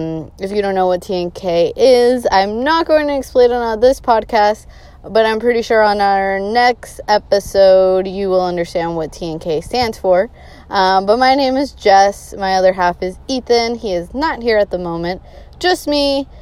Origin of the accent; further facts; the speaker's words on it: Boston, Massachusetts, United States; I am born and raised in Boston, Massachusetts. No, I do not have a Bostonian accent. Why that is because all my family is from Colombia in South America. So I am bilingual, hablo español.